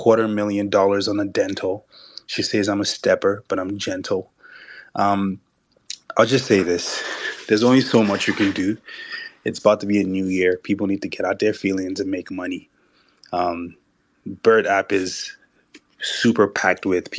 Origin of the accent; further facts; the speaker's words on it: Nigeria; I'm Nigerian.